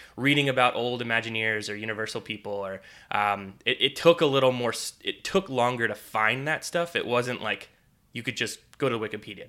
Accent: Northeast, United States; now in Florida, United States; growing up in the Northeast, we would, you know, go to a lot of the Northeast theme parks, Dorney Park, Hershey Park, Six Flags Great Adventure

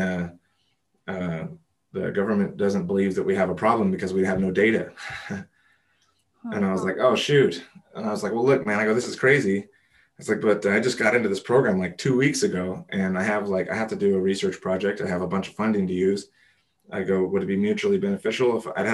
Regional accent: Los Angeles, California, United States; I grew up here in Los Angeles

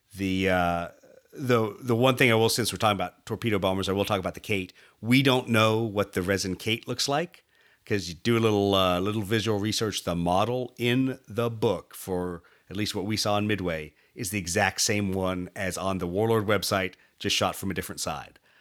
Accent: United States; me as an American with all my baggage

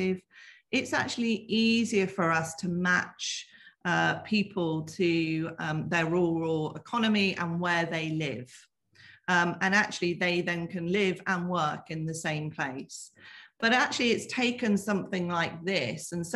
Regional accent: the Southwest, South West England, United Kingdom; accent: Southwest lilt; I was born in the Southwest. You might, there might be a bit of a lilt there that you can hear

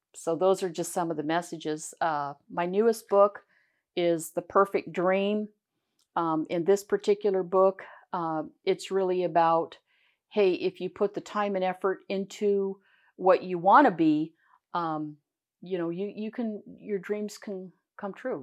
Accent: Pasco, Washington, United States; also born or lived in Richland, Washington; I was born in Pasco, uh, and I, I'm born and raised

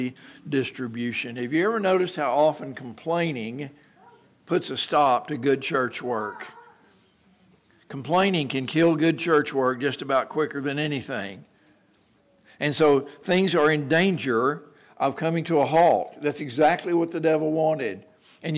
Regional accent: Texas, United States; moved away; growing up in Texas

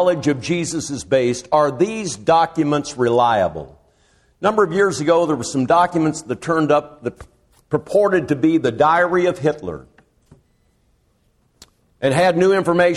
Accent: Champaign, Illinois, United States; I was born in Champaign

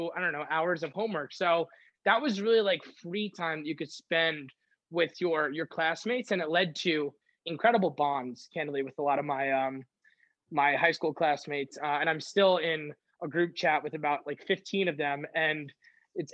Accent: Long Island, New York, United States; I commuted with a lot of guys from Long Island, where I'm from

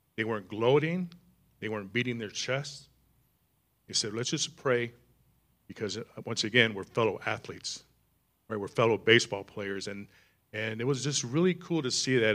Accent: East Michigan, United States; I grew up in East Michigan

